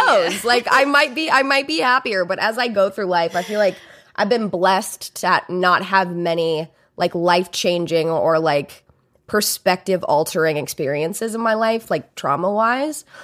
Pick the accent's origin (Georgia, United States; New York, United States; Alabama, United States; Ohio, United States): Alabama, United States; I grew up in Alabama